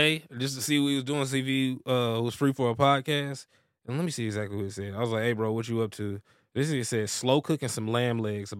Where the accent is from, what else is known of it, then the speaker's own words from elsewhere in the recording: Missouri, United States; Yeah, I'm originally from Missouri, so I got family up there.